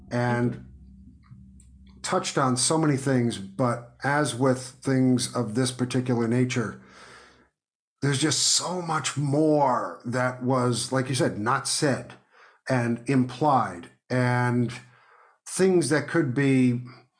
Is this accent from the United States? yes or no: yes; New York City, New York, United States; moved away as an adult; I grew up in New York City, and I moved to the country many years ago